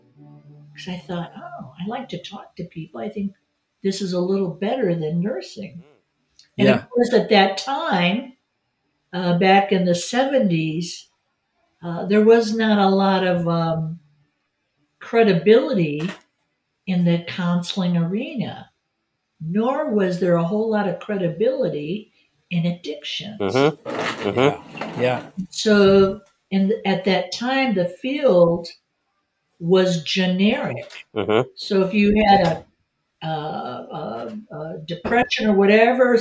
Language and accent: English; Detroit, Michigan, United States; moved away; I grew up in Detroit, Michigan.